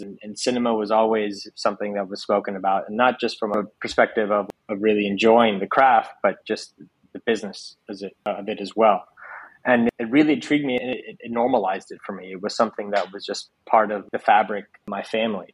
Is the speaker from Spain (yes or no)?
yes; Spain; English is a second language; now in United States; growing up in Spain